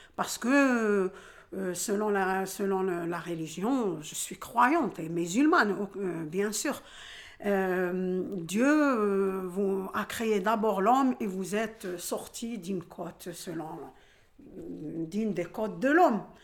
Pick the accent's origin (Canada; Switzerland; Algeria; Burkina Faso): Algeria; moved away as an adult; now in La Courneuve, France; j'ai grandi en Algérie.